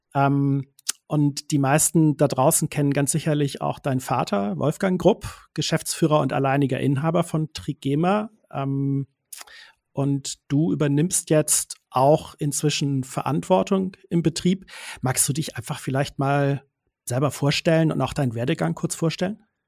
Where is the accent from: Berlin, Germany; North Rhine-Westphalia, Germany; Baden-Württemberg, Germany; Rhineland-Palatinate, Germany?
Baden-Württemberg, Germany; Swabian Jura, Swabia; accent: Swabian; moved away; denn es geht wieder in meine alte Heimat. Da muss ich so ein bisschen aufpassen, dass ich gleich nicht ins Schwäbeln komme, weil wir sind wieder auf der Schwäbischen Alb